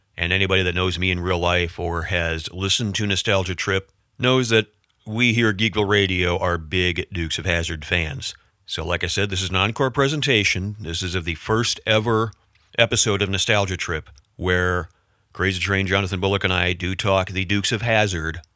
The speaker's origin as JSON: {"language": "English", "country": "United States", "said": "as a Yank"}